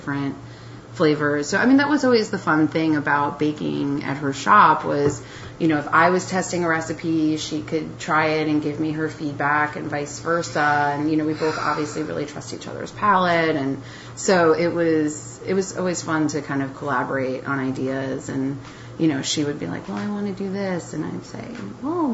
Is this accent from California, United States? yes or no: no; New Mexico, United States; I was born in New Mexico.